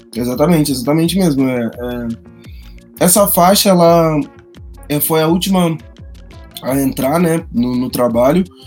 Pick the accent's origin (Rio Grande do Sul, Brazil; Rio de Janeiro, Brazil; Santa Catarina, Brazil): Rio Grande do Sul, Brazil; moved away; Eu sou do Rio Grande do Sul